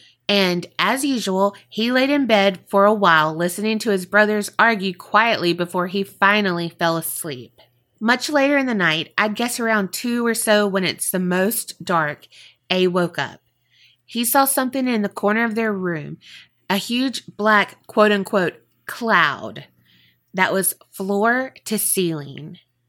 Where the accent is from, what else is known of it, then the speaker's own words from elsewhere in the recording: Iowa, United States; We're from Iowa, so those aren't quite as common around here.